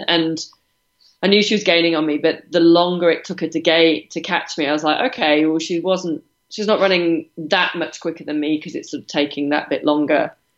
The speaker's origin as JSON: {"language": "English", "country": "United Kingdom", "moved": "yes", "said": "I'm British"}